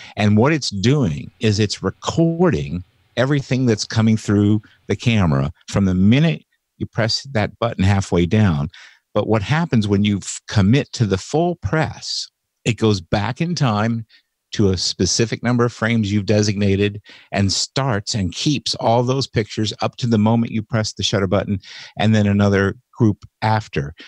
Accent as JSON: {"language": "English", "town": "Indianapolis", "region": "Indiana", "country": "United States", "tie": "born or raised there", "moved": "yes", "lives_now": "Seattle area, United States", "said": "I grew up in Indianapolis, Indiana."}